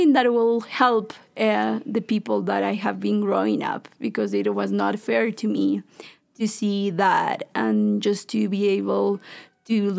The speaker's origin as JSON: {"language": "English", "country": "Ecuador", "tie": "born or raised there", "said": "I've been growing up in Carmen Bajo."}